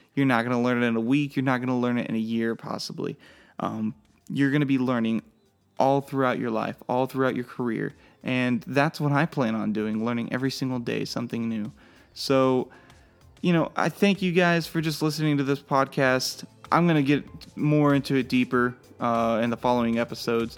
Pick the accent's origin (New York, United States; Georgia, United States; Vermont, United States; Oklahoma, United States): Oklahoma, United States; McLoud; moved away as an adult; now in Harrisonburg, United States; I am from McLeod, Oklahoma